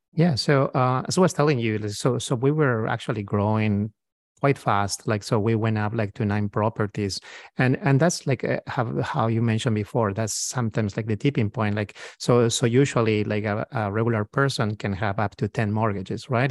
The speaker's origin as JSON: {"language": "English", "country": "Peru", "moved": "as an adult", "lives_now": "United States", "said": "I'm, uh, from South America. I'm, uh, from, from Peru."}